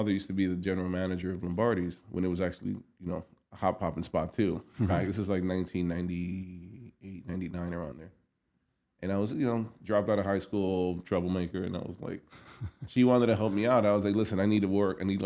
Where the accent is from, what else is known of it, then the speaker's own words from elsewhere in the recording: New York City, New York, United States; Grew up in New York, born and raised in Manhattan